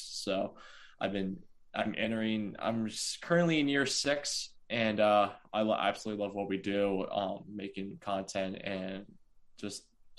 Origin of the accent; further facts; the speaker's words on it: Jim Thorpe, Pennsylvania, United States; So I'm originally from Jim Thorpe, Pennsylvania. Which is about maybe an hour and a half from Philadelphia.